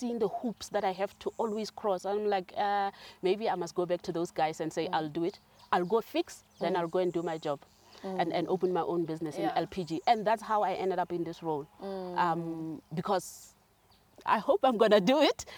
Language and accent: English; South Africa; moved away as an adult; also born or lived in Johannesburg / Cape Town; I'm from Kwakwa, so I'm always biased towards rural areas